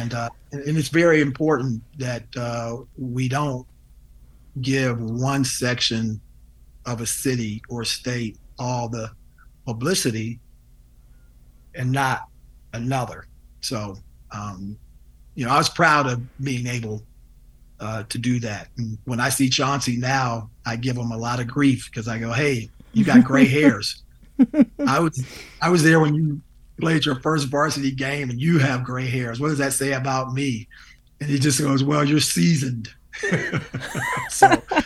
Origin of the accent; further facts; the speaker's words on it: Cleveland, Ohio, United States; now in Denver, United States; Denver is not even my home. I grew up in Cleveland